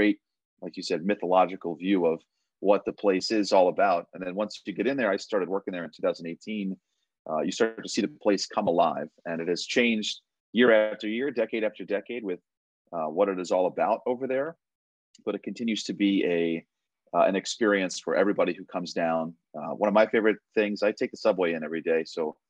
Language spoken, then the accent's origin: English; Long Island, New York, United States; Growing up on Long Island